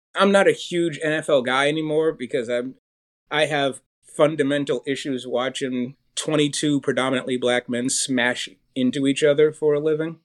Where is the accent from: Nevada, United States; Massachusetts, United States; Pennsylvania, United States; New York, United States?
Massachusetts, United States; Boston; I was born in Boston